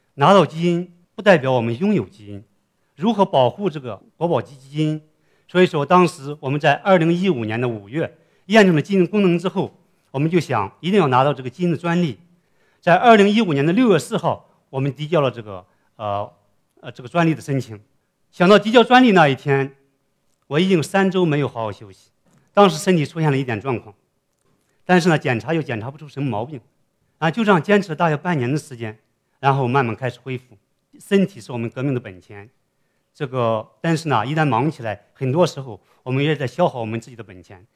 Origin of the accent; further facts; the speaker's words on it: Shandong, China; moved away as an adult; also born or lived in United States; 山东省是我的故乡